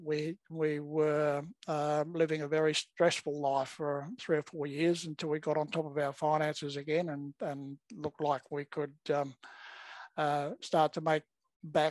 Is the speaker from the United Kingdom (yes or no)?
no; Perth, Western Australia, Australia; also born or lived in Melbourne, Victoria / Eltham, Victoria; now in Gold Coast, Australia; I'm originally from Perth